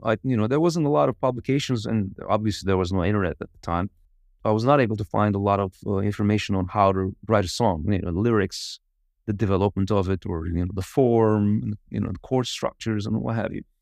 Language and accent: English; Izmir, Turkey; I was raised in Izmir